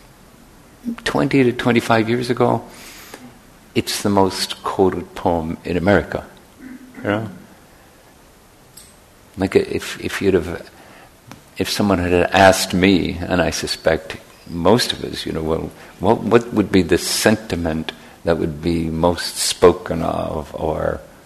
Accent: Northern Ireland, United Kingdom; moved away; where I grew up in Northern Ireland

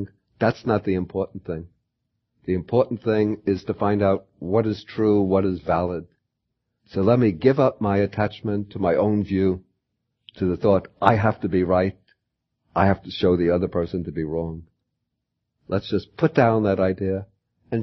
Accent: United States; I'm an American

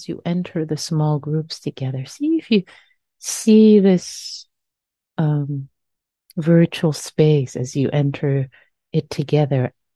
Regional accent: Iran; accent: Persian; my Persian accent

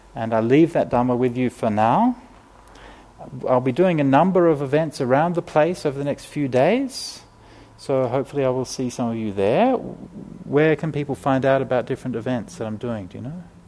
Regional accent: Australia; I'm a city kid, right? I mean, you know, I, I grew up in Australia, but, you know, in the city

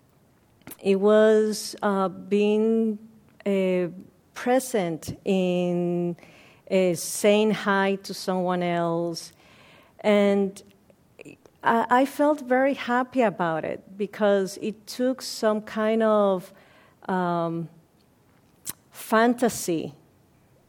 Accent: Puerto Rico; moved away as an adult; also born or lived in Ohio, United States; now in Redwood City, United States; I was born in Puerto Rico, and I came to the States in 1991.

